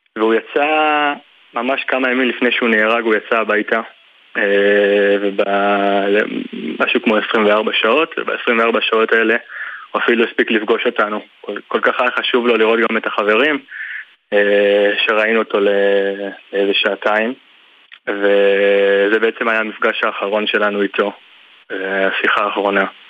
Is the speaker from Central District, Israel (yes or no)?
yes; Tzur Moshe, Central District, Israel; אני נולדתי במושב